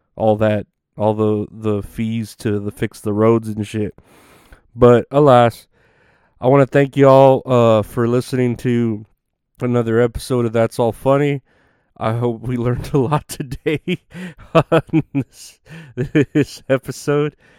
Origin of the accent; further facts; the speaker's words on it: Uvalde, Texas, United States; moved away; my hometown in in Uvalde